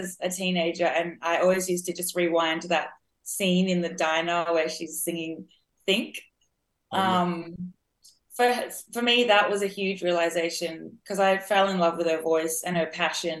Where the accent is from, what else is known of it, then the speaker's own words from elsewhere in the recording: Australia; because I live in Australia. I'm Australian. And like I said, we don't really have the soul history here.